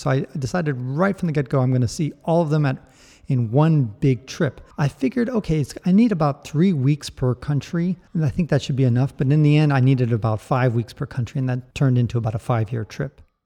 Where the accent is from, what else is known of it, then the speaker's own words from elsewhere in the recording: San Francisco, California, United States; I was born in the United States